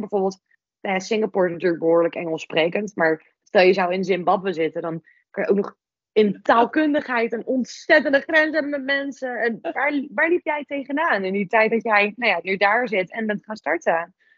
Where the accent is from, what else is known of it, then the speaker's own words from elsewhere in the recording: Netherlands; als Nederlander